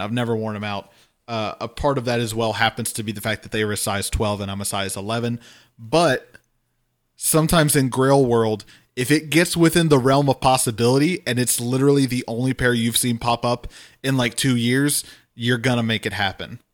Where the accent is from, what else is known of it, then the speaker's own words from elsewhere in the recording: Louisiana, United States; growing up in Louisiana